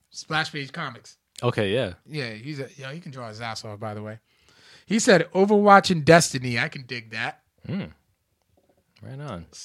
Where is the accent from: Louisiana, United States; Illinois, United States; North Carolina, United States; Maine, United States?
Louisiana, United States; I'm from Louisiana, and 337 is my area code.